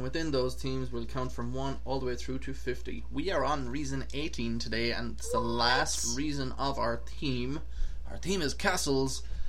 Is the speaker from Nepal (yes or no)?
no; Ireland; now in Boston, United States; I grew up in Ireland, and we both currently work at Crystal Travel and Tours in Boston.